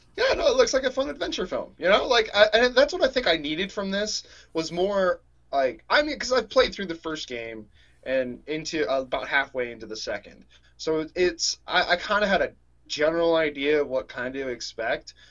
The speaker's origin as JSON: {"language": "English", "town": "Atlanta", "region": "Georgia", "country": "United States", "tie": "born or raised there", "moved": "yes", "lives_now": "Tennessee, United States"}